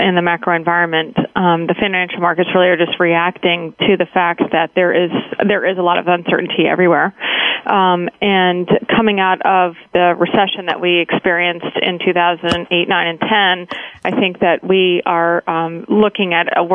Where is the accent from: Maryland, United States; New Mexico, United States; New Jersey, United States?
Maryland, United States; Baltimore; moved away as an adult; also born or lived in Massachusetts / Nashville, Tennessee; now in Washington, D.C. suburbs, United States; I grew up in Baltimore, Maryland